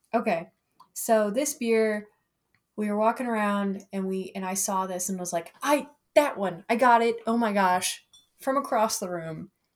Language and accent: English; Broomfield, Colorado, United States; They're in Broomfield, which is my hometown.